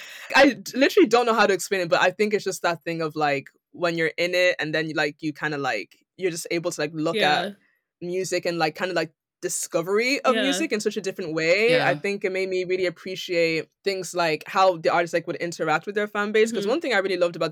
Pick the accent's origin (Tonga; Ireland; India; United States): Ireland; now in London, United Kingdom; I'm from Ireland